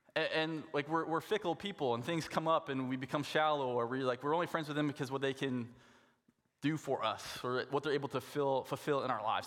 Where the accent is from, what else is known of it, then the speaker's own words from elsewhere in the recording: Saskatoon, Saskatchewan, Canada; moved away; I grew up in Saskatoon